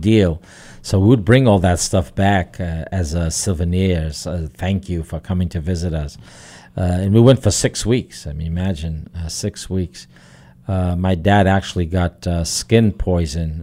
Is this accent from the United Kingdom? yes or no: no; Portugal; moved away; when I was growing up in Portugal